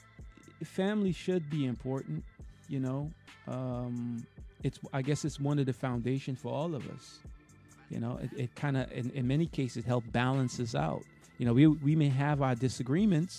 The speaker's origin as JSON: {"language": "English", "region": "New York", "country": "United States", "moved": "yes", "lives_now": "Florida, United States", "said": "where I'm from, New York. I live in Florida now"}